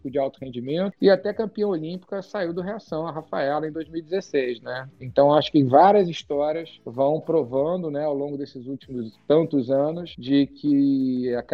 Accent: Brazil; also born or lived in England / United States; Eu cresci com uma vida meio de nômade. Eu nasci na Inglaterra, meu pai na época estava estava fazendo doutorado em física nuclear, vim para o Brasil com dois anos. Depois dos 9 aos 11 eu morei fora de novo

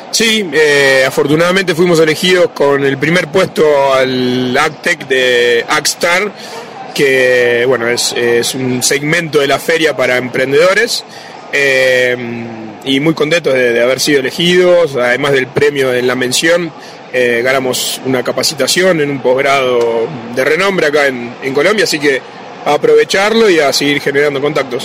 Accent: Argentina; moved away; tenemos ese valor como argentinos

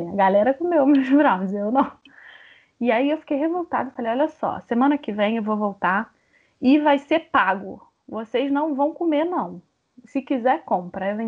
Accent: Brazil; Porque a gente é brasileira. Então eu falo … porque eu sou brasileira.

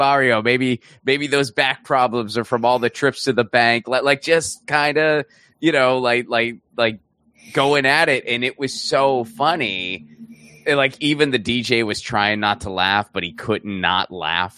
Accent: Pittsburgh, Pennsylvania, United States; I grew up in Pittsburgh

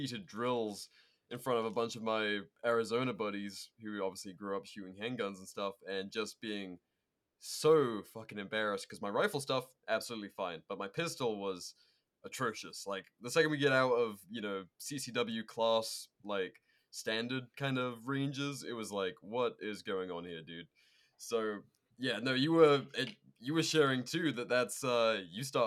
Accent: United Kingdom; I'm a Brit bong who couldn't get his hands on handguns his entire childhood

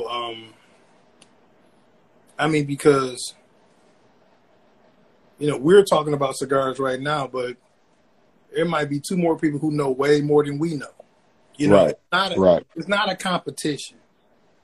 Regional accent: Flint, Michigan, United States; I'm born and raised from Flint, Michigan. I'm from Buick City

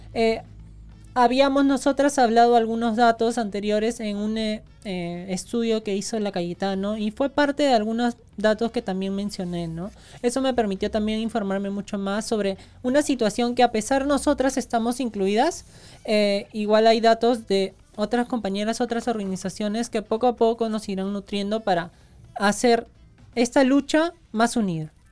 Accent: Peru; sí somos peruanas

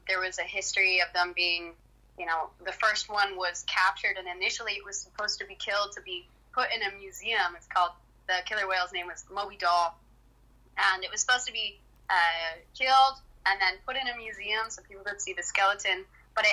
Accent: Canada; I'm Canadian, so I saw what was happening in my own backyard, essentially, in my own country

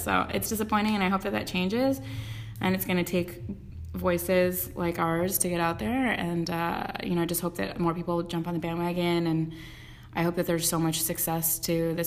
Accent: Westlake Village, California, United States; I was raised in Westlake Village and like went to Cabo every summer

